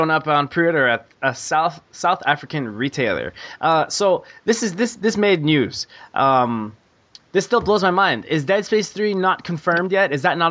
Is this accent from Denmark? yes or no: no; Montreal, Quebec, Canada; I'm from Montreal